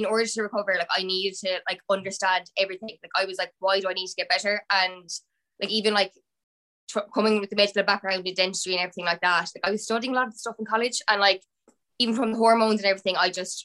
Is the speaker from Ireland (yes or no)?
yes; Limerick, Munster, Ireland; I'm from Limerick